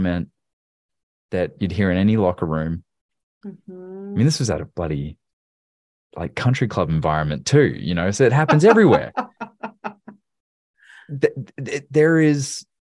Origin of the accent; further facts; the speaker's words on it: Australia; now in Tennessee, United States; where I grew up in Australia